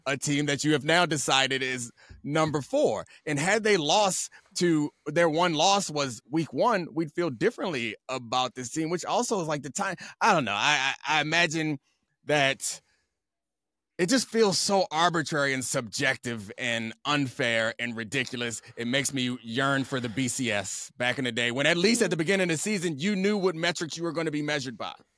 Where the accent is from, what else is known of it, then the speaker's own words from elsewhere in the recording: Baltimore, Maryland, United States; I grew up in Baltimore